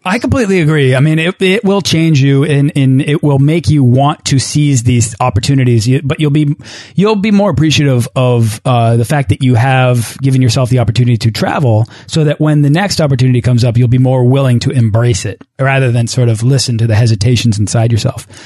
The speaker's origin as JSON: {"language": "English", "town": "Boston", "region": "Massachusetts", "country": "United States", "tie": "born or raised there", "said": "my hometown of Boston"}